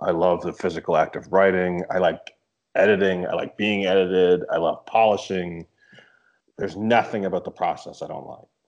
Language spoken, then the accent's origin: English; Canada; Well, I, I as a Canadian, Cuba's like we were just we're allowed to go to Cuba.